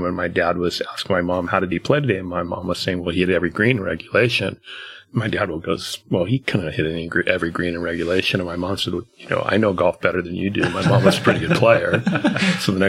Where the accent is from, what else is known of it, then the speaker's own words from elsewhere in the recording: Long Beach, California, United States; I grew up in Long Beach, California